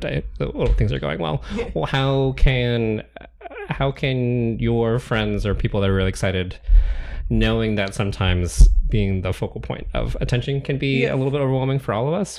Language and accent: English; Eastern Washington, United States; I'm from Eastern Washington